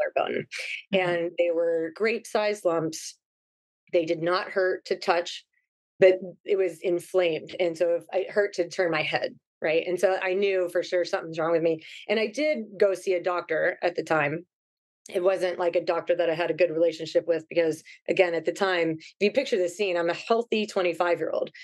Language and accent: English; Ohio, United States; moved away as an adult; now in Hawaii, United States; So I grew up in Ohio. I was born and raised there.